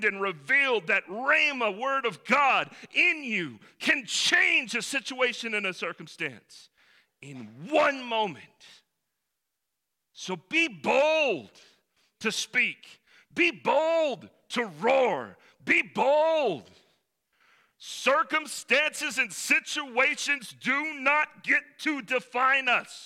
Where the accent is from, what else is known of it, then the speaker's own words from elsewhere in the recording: the mountains of North Carolina, United States; also born or lived in Salt Lake City, Utah; I was born in Salt Lake City, Utah, hold no claim to it, was really glad that I moved when I was 3 to the wonderful mountains of North Carolina. That's where I was raised